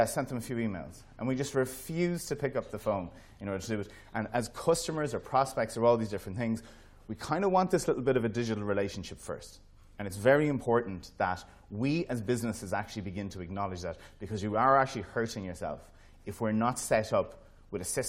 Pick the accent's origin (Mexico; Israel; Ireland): Ireland; as being Irish, we're always super proud of everything that we build